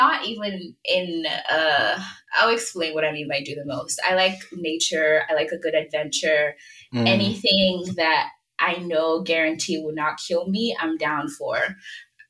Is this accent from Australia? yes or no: no; Nigeria; I am Yoruba, Nigerian as well